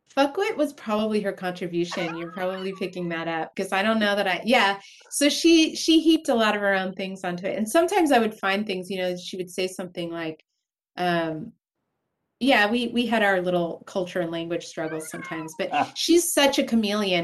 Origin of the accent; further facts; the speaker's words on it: San Diego, California, United States; growing up in San Diego, California